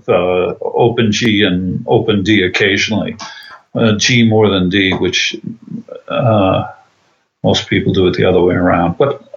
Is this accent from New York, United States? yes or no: yes; Tarrytown, New York, United States; I was raised in Tarrytown, New York, which is Westchester County, suburbs.